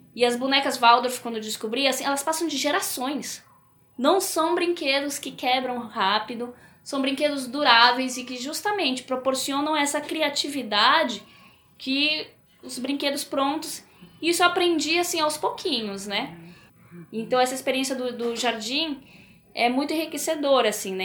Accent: Peru; moved away; Eu cresci no Peru, então a, as coisas na minha infância eram muito inacessíveis

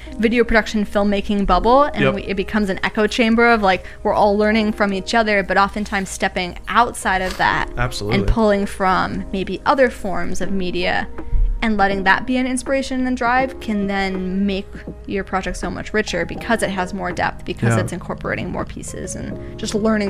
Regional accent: Minnesota, United States; Originally Minnesota, mainly. I went to school in Minnesota, graduated with a degree in animation.

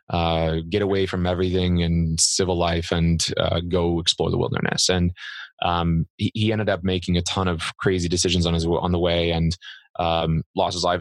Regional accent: Central Illinois, United States; moved away; I grew up in Central Illinois. I grew up in a 1,000-person town and with cornfields on every side.

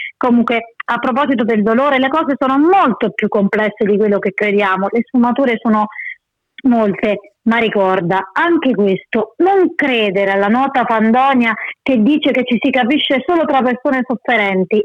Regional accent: Abruzzo, Italy; io sono di Castelvieni, un piccolo paese in provincia dell'Aquila

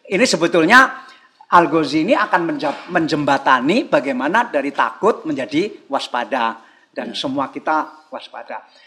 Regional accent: East Kalimantan, Indonesia; seandainya provinsi seperti Kalimantan Timur itu kampung saya

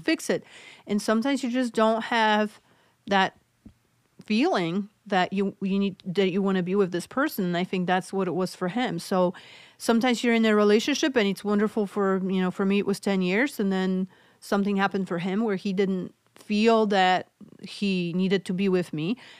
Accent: Poland; English is a second language; moved away; I'm originally from Poland, so hence my accent.

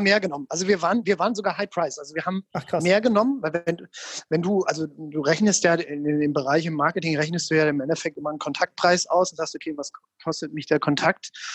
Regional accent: Mainz, Rhineland-Palatinate, Germany; ich komme ja aus Mainz ursprünglich

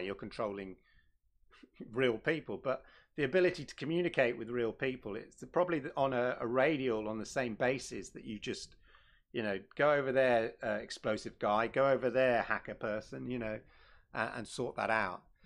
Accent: London, United Kingdom; moved away; Shout out to London. Used to be my hometown. Uh, not anymore

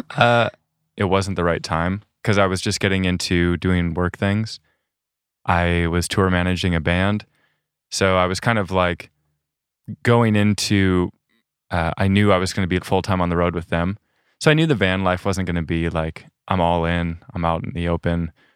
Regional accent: South Dakota, United States; moved away as an adult; I'm from South Dakota originally, and I think there wasn't a lot of nature in South Dakota and the east side that I was on.

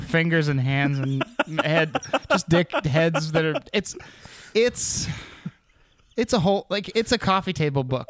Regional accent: Anchorage, Alaska, United States; also born or lived in Seattle; I was born in Anchorage.

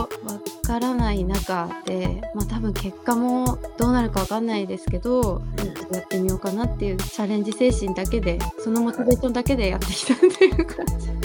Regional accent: Fukuoka, Japan; moved away as an adult; now in Tokyo, Japan; 福岡出身です

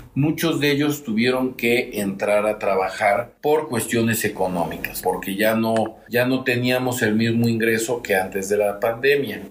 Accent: San Pedro Cholula, Puebla, Mexico; Soy originario de San Pedro Cholula. Nací, me registraron en San Pedro Cholula y estudié, como ya te comenté, en el hogar de niño campesino, en el centro escolar y en el García de Cisneros. Soy 100% cholulteca

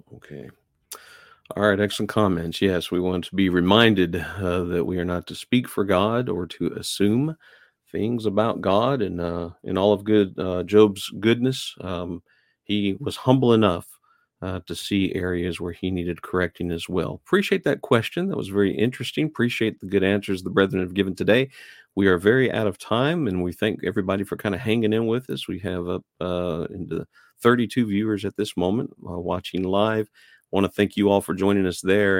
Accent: New Mexico, United States; moved away as an adult; I lived there a good portion of my life, and I used to get that a lot, especially when I moved out east. They just couldn't wrap their heads around the fact that I was from New Mexico

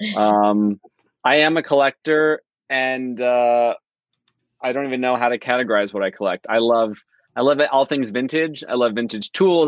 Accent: Southern California, United States; growing up in Southern California

